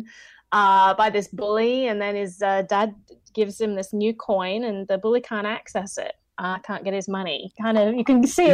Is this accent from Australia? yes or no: yes; Australia; moved away as an adult; now in United States; I'm from Australia originally.